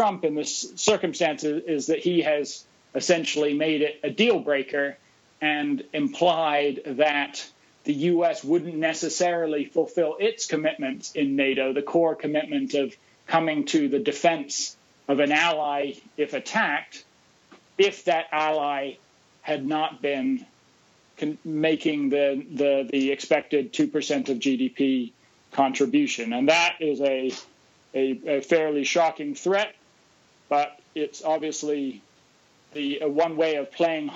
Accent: United States; We, as American policymakers

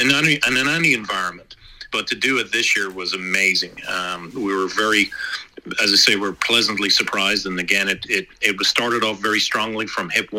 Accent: Ireland; now in United States; Being an Irishman

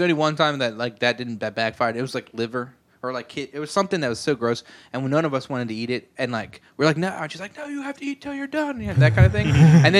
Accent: Eastern Shore, Maryland, United States; I'm from the Eastern Shore. Is where I'm from.

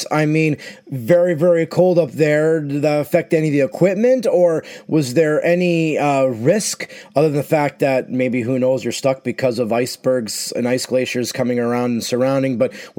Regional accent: Southern United States, United States; As a Southerner, it makes me, I guess, appreciate a little bit more down here our weather and our circumstances

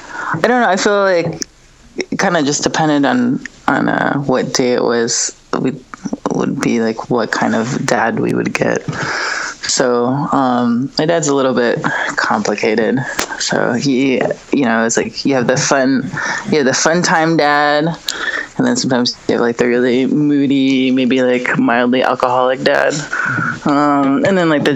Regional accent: Riverside, California, United States; born there; I was born in the Mars Air Force Base in Riverside, California.

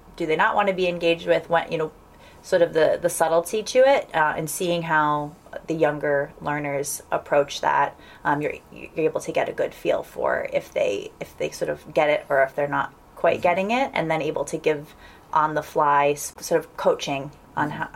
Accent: Providence, Rhode Island, United States; moved away as an adult; also born or lived in Washington, D.C. / New England; now in Davis, United States; born and raised in Providence, Rhode Island

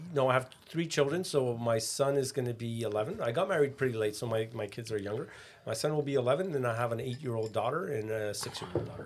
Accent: Canada; we grew up in Canada

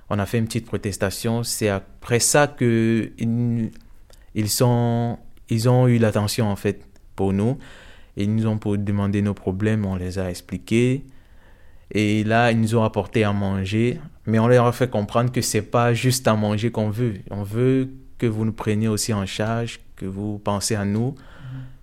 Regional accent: Ukraine; now in Belgium; si on vient vraiment d'Ukraine ou bien... Oui, et quand on a su qu'on venait d'Ukraine, ils nous ont laissé pas continuer en fait le trajet

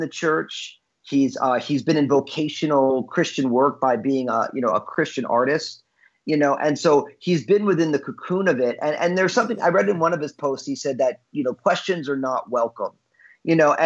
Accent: New Jersey, United States; I was born and raised in New Jersey

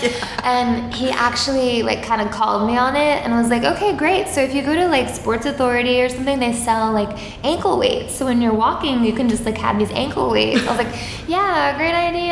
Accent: Suffolk County, Long Island, New York, United States; also born or lived in Boston; I'm from Suffolk County, which is more like the middle to the east part of the island.

